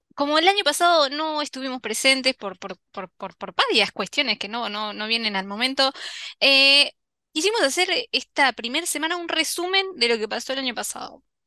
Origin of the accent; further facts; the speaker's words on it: Argentina; nosotros como argentinos